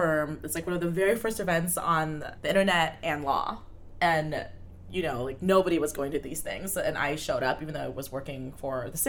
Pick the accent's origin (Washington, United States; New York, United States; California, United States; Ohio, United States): Washington, United States; Bellevue; when I was growing up in Bellevue, there was Youth Eastside Services.